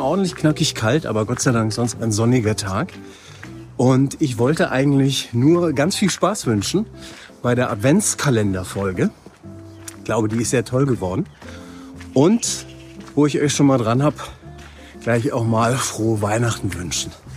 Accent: Norway; Ich laufe hier durch die Straßen von Oslo in Norwegen, meiner Heimat

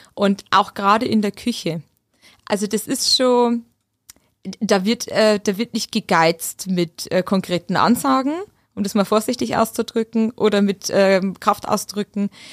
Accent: Mitterhöll, Upper Palatinate, Bavaria, Germany; accent: Oberpfälzisch; moved away as an adult; also born or lived in Munich / Vienna / Hamburg / Heidelberg; now in Stuttgart, Germany; ich bin aus Mitterhöll, das ist die Dreiskerzone zwischen Ober- und Unterhöll.

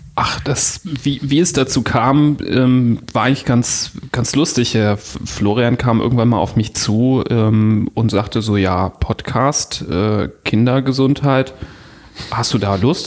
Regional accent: Düsseldorf, North Rhine-Westphalia, Germany; als Düsseldorfer

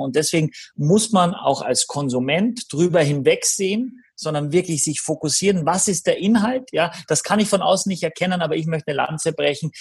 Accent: Austria; ich bin ein bisschen im Blaufränkisch groß geworden in Österreich

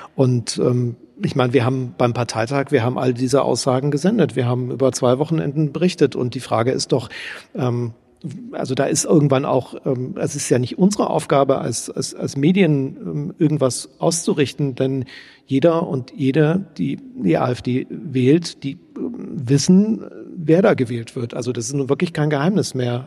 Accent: East Germany, Germany; Ich als Ostdeutscher

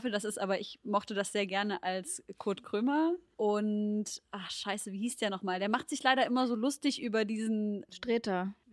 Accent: Leipzig, Saxony, Germany; wir sind halt beide in Leipzig groß geworden

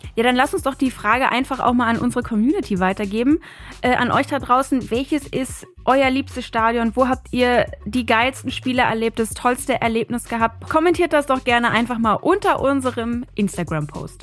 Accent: Berlin, Germany; als Berlinerin war ich natürlich sehr oft im Olympiastadion

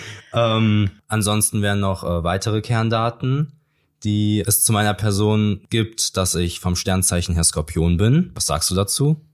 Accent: Cologne, North Rhine-Westphalia, Germany; Ich komme aus Köln, der schönsten Stadt Deutschlands.

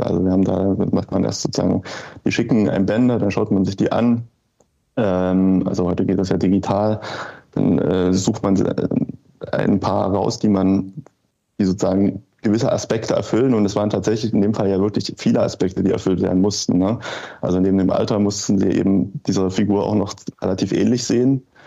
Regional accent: near Leipzig, eastern Germany, Saxony, Germany; ich bin im Osten aufgewachsen.

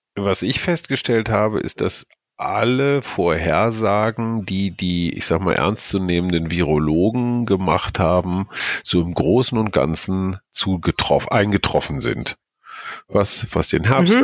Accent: Germany; in mein Heimatland

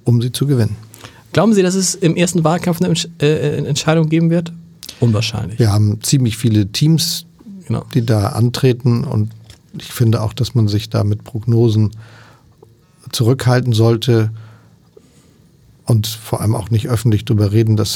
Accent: Hamburg, Germany; komme aus Hamburg und ich rede nicht so

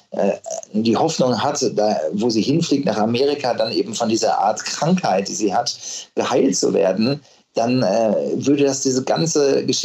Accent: Unna, North Rhine-Westphalia, Germany; ich bin dann irgendwann in meiner Heimatstadt Unna gewesen und äh, bin dann so gejoggt.

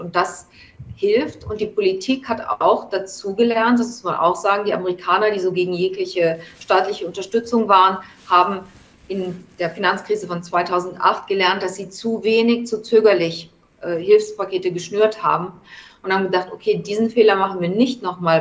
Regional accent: Germany; now in New York, United States; mein Heimatland

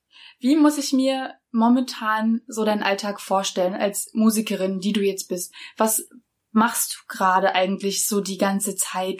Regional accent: Berlin, Germany; für mich als Berlinerin

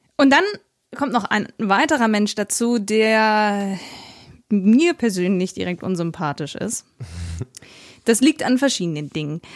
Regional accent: Regensburg, Bavaria, Germany; ich bin bei der Großmama in Regensburg aufgewachsen

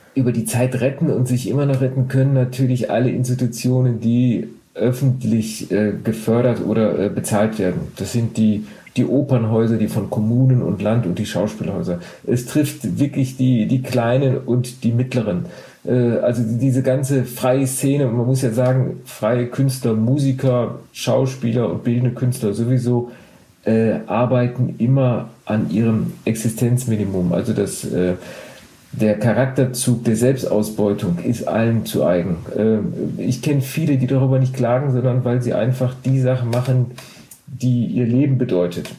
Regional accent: Duisburg, North Rhine-Westphalia, Germany; ich bin in Duisburg geboren

